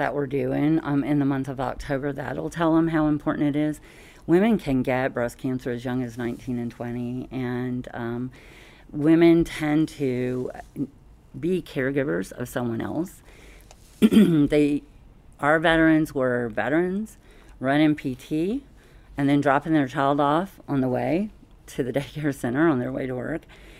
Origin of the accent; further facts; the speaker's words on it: Southern US, United States; Oh, thank you. Well, you know, I'm from the South. We sure can talk down there.